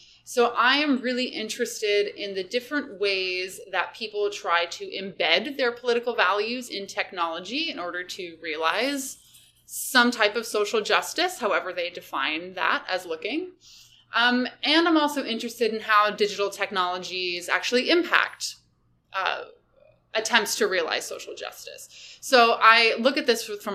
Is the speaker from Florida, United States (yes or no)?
no; Redwood City, California, United States; moved away as an adult; also born or lived in San Diego, California / Seattle, Washington / Kingston, Ontario; I was a native of the San Francisco Bay Area. I grew up in Redwood City